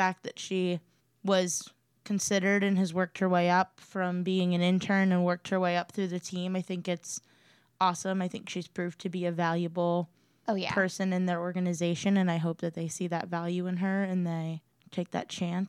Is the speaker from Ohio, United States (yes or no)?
yes; Cleveland, Ohio, United States; moved away; I'm from Cleveland